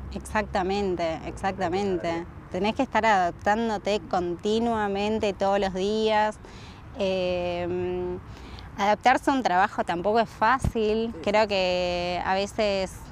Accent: Rosario, Santa Fe, Argentina; moved away as an adult; also born or lived in Salta, Argentina / Rimini, Italy / Barcelona, Spain / Germany; now in Australia; a los tres años llegué a Rosario, hice toda mi vida ya hasta los 24

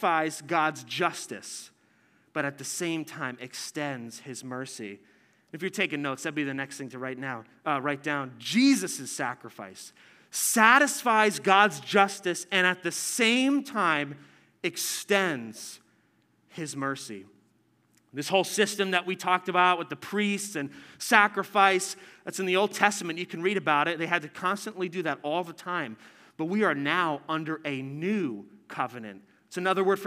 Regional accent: New Jersey, United States; I'm from New Jersey

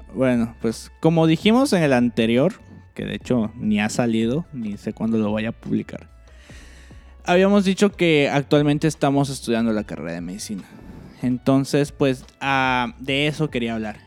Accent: Cancún, Quintana Roo, Mexico; moved away; yo que soy de Cancún

